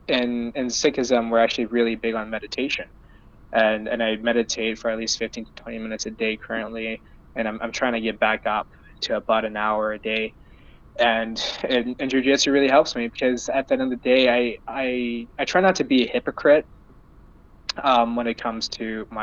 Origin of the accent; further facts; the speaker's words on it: Surrey, British Columbia, Canada; I'm born and raised in Surrey, BC, or Vancouver, BC.